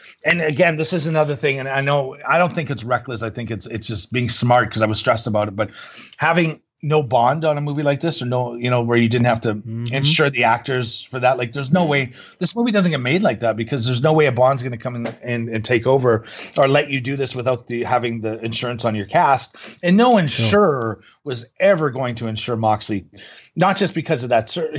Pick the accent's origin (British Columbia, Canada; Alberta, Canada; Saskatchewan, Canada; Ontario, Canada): Saskatchewan, Canada; Regina; And so it just so happened where I'm my hometown, Regina, Saskatchewan, as a purpose-built soundstage